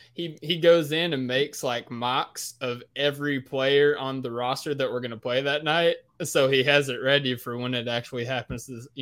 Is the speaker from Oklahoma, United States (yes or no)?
no; Kentucky, United States; Hey, I'm from Kentucky